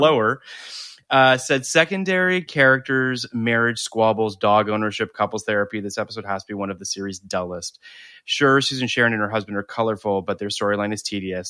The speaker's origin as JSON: {"language": "English", "town": "Toronto", "region": "Ontario", "country": "Canada", "moved": "yes", "said": "I come from Toronto originally"}